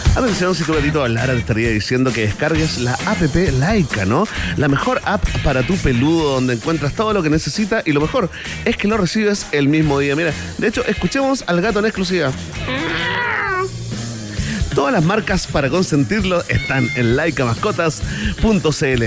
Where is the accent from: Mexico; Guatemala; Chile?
Chile; lo que somos los chilenos